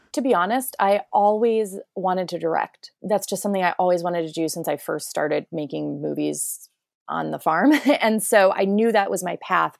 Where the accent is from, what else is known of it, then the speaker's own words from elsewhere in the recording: rural area an hour east of Cleveland, Ohio, United States; moved away; we're about an hour east of Cleveland